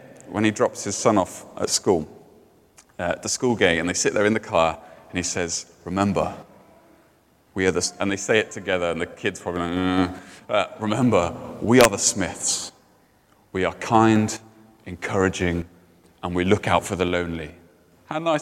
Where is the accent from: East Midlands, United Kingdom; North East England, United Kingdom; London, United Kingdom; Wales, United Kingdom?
Wales, United Kingdom; Cardiff; in Cardiff, where I grew up.